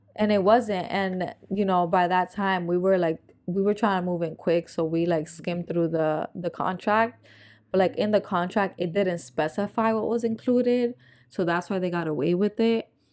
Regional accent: New Jersey, United States; moved away; I'm from Nor-, North Jersey

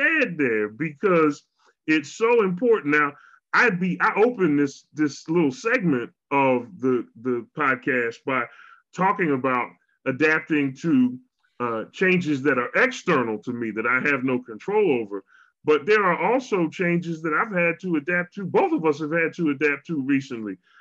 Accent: Philadelphia, Pennsylvania, United States; now in Walla Walla, United States; I am from Philly.

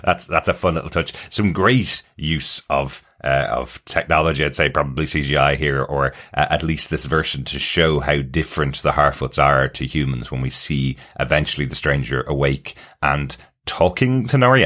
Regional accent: Ireland; we're Irish

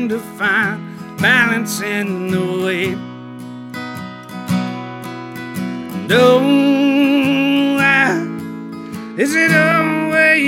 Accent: Hattiesburg, Mississippi, United States; I'm from Hattiesburg, Mississippi

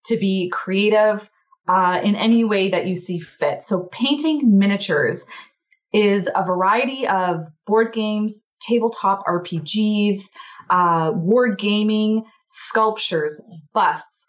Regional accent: Alberta, Canada; I am from Alberta, Canada.

